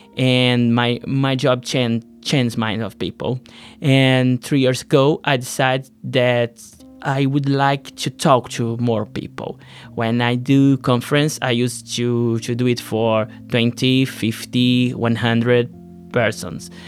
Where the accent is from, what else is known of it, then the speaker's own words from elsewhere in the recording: Brazil; I'm from Brazil